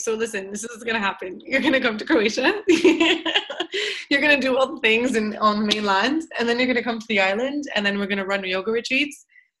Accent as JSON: {"language": "English", "town": "Montreal", "region": "Quebec", "country": "Canada", "said": "So because I'm from Montreal, I just say French Canada."}